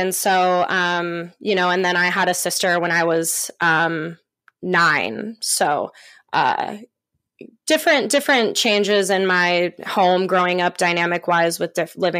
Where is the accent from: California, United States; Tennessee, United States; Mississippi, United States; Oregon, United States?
Oregon, United States; also born or lived in Bend; So I have been born and raised in Oregon. I was born in Bend, Oregon. And my mom was very young, so we lived with my grandparents there until I was 5. And then my mom moved me down to Southern Oregon